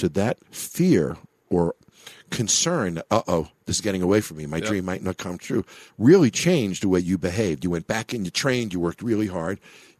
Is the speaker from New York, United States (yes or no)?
yes; New York, United States; also born or lived in Chicago / Florida; now in Las Vegas, United States; I grew up in New York. I was a Rangers fan, but I lived in Chicago for many years